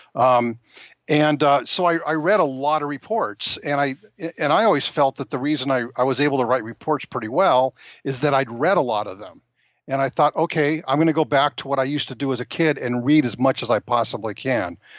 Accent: Rancho Cucamonga, California, United States; I'm a native Californian

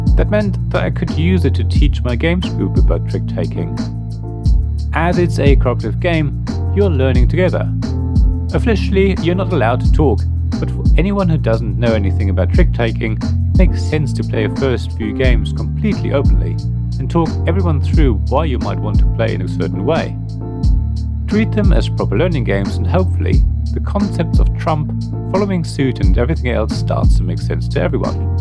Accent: Germany; Growing up in Germany

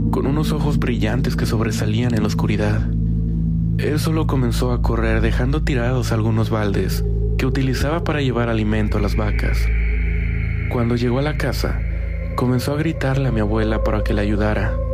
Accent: Costa Rica; soy de Costa Rica. Mi familia es de un lugar que actualmente está un poco más comercializado, pero antes era un pueblo bastante pequeño, llamado Nicoya.

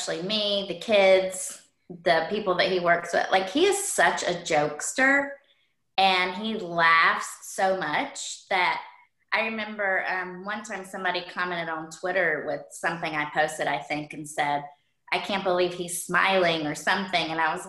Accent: the Carolinas, United States; lived in North Carolina for as many years as we did South Carolina. So that's why sometimes when I say we're from Carolina, people are like, well, which one? Well, technically both.

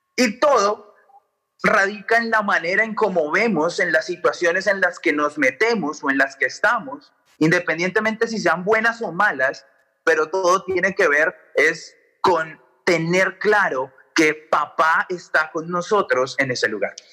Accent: Colombia; moved away; yo vengo de Colombia

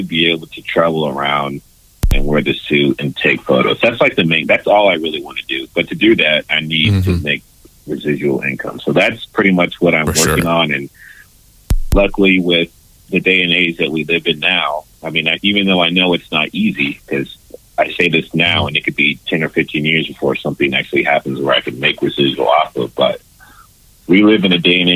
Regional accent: California, United States; moved away as an adult; also born or lived in Texas; I'm from California

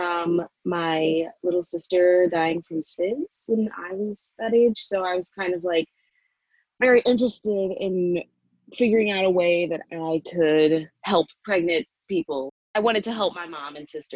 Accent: Cleveland, Ohio, United States; moved away as an adult; now in New York, United States; I'm from Cleveland, Ohio

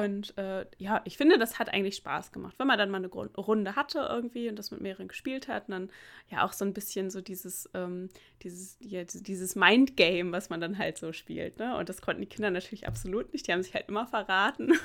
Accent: Germany; moved away; weil meine Heimatstadt ja relativ nah an der holländischen Grenze ist

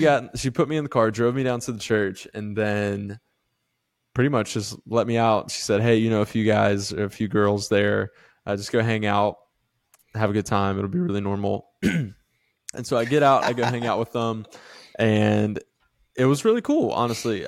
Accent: Live Oak, Florida, United States; moved away; also born or lived in the Carolinas; grew up in a really small town called Live Oak

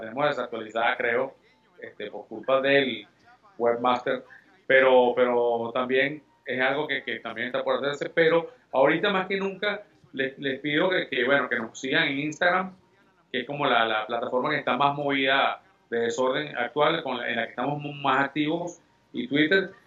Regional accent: Venezuela; nosotros somos venezolanos 100%

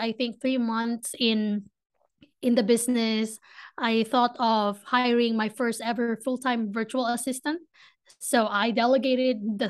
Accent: Philippines; accent: Filipino; English is a second language; moved away as an adult; now in Ohio, United States; I grew up in a tropical country

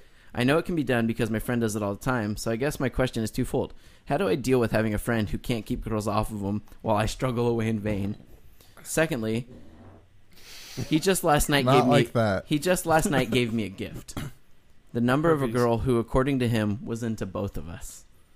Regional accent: Toronto, Ontario, Canada; now in Japan; moved to Japan, a decision that was, perhaps unsurprisingly, inspired largely by my love of gaming, but I'm from Toronto originally.

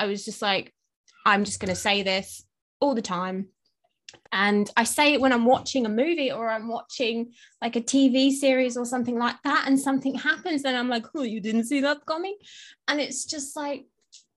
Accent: England, United Kingdom; I'm English as well

